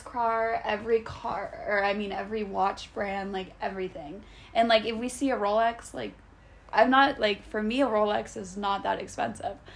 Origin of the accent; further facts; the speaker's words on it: Manhattan Beach, California, United States; also born or lived in Beverly Hills; we grew up in Manhattan Beach, yeah. so it was a very laid back like beach area